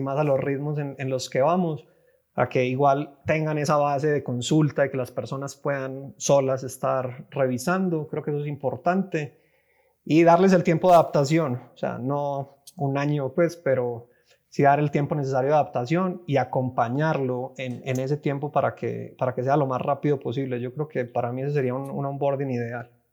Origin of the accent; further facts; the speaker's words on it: Medellín, Antioquia, Colombia; moved away as an adult; now in Mexico City, Mexico; estoy ahora en Ciudad de México, llevo viviendo aquí unos cinco años, pero soy colombiano, de, soy de Medellín